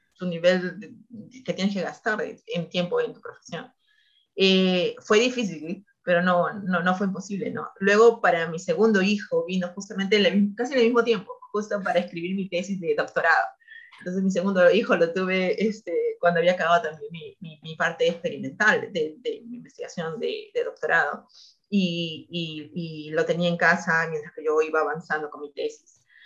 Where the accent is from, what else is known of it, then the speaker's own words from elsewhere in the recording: Peru; moved away as an adult; also born or lived in Purdue, United States; now in United States; como peruanos, como nuestra comunidad era muy pequeña